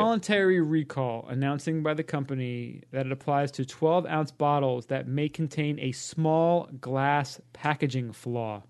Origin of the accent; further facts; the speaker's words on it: New York City, New York, United States; I'm from Hollis, Queens, and not from Mount Vernon.